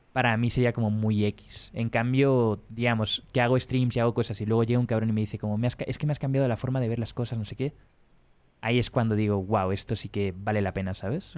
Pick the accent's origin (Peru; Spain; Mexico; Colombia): Spain; yo soy español o de primer mundo